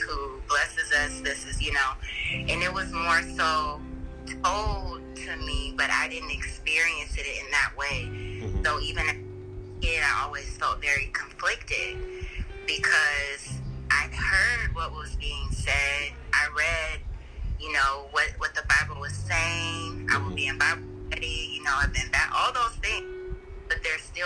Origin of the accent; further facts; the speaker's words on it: Fresno, California, United States; moved away; also born or lived in Sacramento, California; My formative years, I was raised in Fresno, California